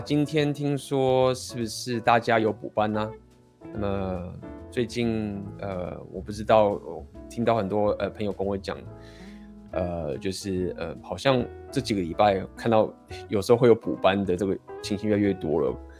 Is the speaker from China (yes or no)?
no; Taiwan; 身为台湾人